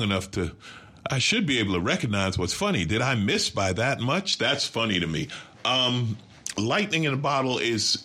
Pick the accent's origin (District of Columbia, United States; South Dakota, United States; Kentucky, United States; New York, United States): New York, United States; now in Los Angeles, United States; I grew up in New York and lived in L.A.